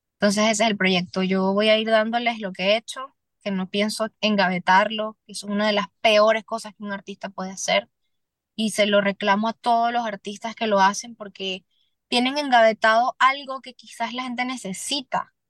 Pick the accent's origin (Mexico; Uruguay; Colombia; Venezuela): Venezuela; moved away as an adult; now in Miami, United States; hay muchas circunstancias difíciles en mi país